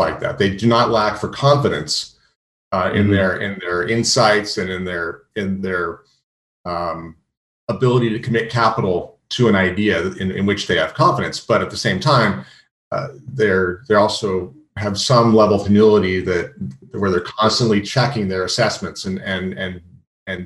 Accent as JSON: {"language": "English", "region": "California", "country": "United States", "also_born_or_lived": "San Francisco / New York", "moved": "as an adult", "said": "I'm from California and I always felt like an outsider on Wall Street"}